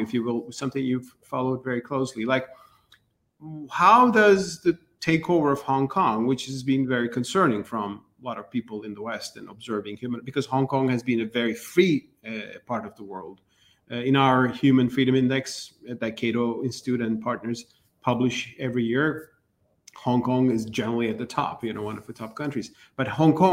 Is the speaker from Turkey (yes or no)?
yes; Turkey; I'm from Turkey